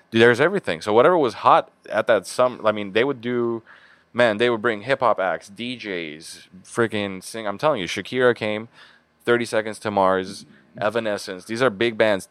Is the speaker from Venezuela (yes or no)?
no; Beirut, Beirut Governorate, Lebanon; moved away as an adult; also born or lived in Boston, United States; now in Los Angeles, United States; I grew up in Beirut for the big majority of my life